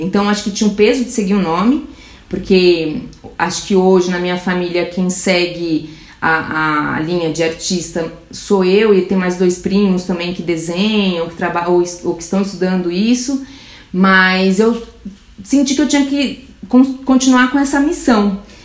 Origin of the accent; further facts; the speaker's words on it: Brazil; eu sou do Brasil, faço isso